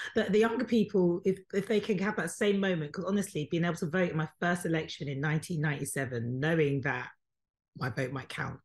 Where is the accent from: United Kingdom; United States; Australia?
United Kingdom; It doesn't matter that I was born here. Yes, I was born here. Yes, I am British.